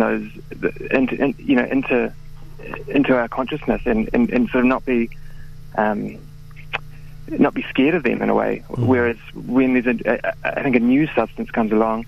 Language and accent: English; New Zealand; as a New Zealander